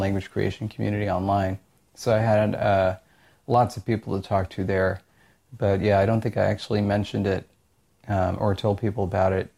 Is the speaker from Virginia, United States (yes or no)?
no; Orange County, California, United States; I'm from Orange County